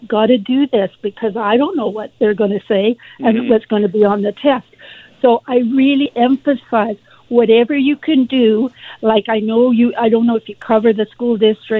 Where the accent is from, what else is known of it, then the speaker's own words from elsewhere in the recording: Victoria, British Columbia, Canada; now in Vancouver, Canada; I grew up in Victoria in grade 6